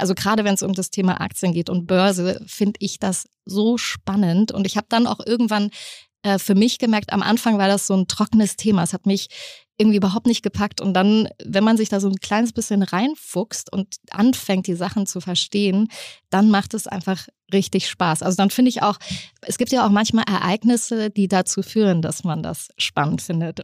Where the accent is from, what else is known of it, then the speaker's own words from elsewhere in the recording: East Germany, Germany; bei uns hieß das übrigens damals Kaufhalle im Osten